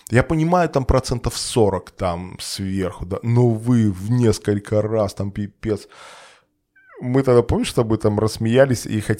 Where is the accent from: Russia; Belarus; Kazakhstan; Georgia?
Belarus; moved away; мы все белорусы, как бы, ну, и приехали там, приезжие все